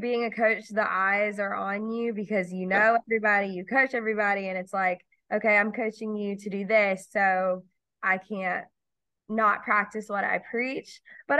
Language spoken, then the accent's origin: English; Shelby, North Carolina, United States; now in Greenville, United States; So I am from Shelby, North Carolina. It's a small town about 4.5 hours away from Greenville, an hour away from Charlotte. I spent most of my life there.